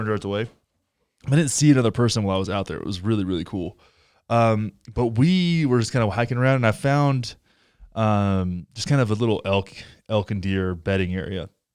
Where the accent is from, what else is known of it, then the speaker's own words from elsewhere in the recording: Texas, United States; moved away; I grew up in, I grew up in Texas